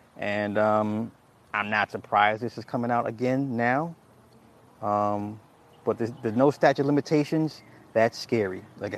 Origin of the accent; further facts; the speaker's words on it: the South, United States; See, I'm from the South. That shit ain't normal.